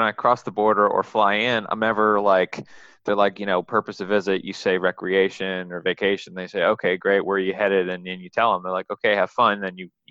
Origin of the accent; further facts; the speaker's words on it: Rochester, New York, United States; moved away; growing up in Rochester.